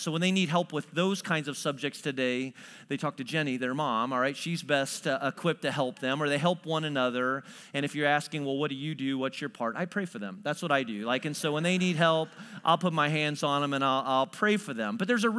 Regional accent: New Berlin, Illinois, United States; I was telling you a little bit about the fact that I grew up near New Berlin, Illinois.

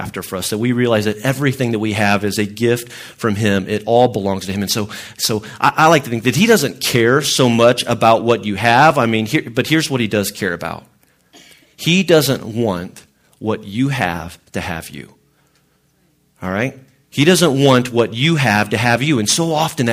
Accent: Illinois, United States; I grew up in Illinois.

